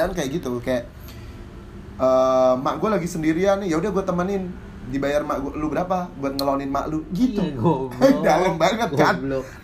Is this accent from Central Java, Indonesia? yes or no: yes; Central Java, Indonesia; Di daerah Jawa Tengah.